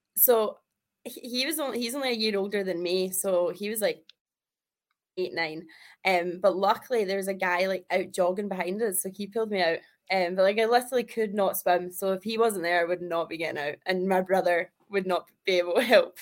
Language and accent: English; Kirkintilloch, Scotland, United Kingdom; I am from Kirkintilloch, which is like 20 minutes outside of Glasgow